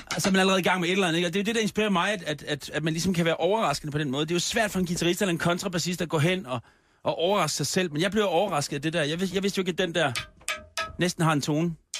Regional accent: Copenhagen, Capital Region of Denmark, Denmark; Det er min hjemstavn.

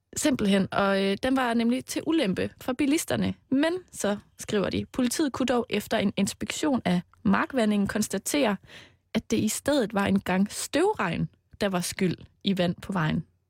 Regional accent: Denmark; Jeg er jo fra Jylland

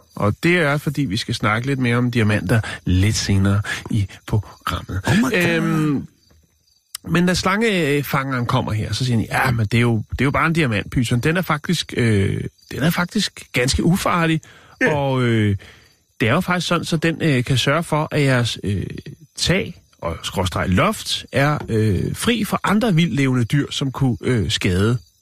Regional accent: Denmark; jeg er fra Danmark

